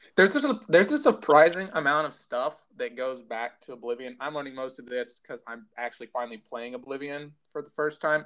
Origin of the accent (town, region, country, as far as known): United States